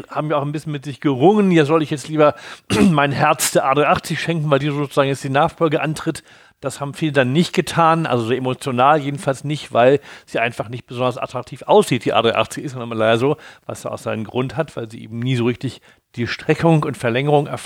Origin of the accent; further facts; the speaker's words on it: Hamburg, Germany; Als Hamburger